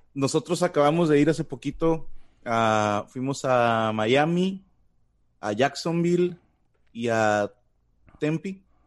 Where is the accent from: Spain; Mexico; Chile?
Mexico; en nombre de todo México, les digo, una, no hablamos como en las telenovelas